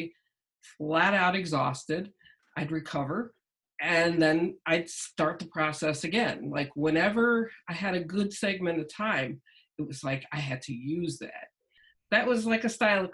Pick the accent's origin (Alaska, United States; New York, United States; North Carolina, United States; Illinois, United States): New York, United States; Massapequa; also born or lived in Queens, New York; I grew up in Queens, outside of Manhattan, and then we moved to Long Island, Massapequa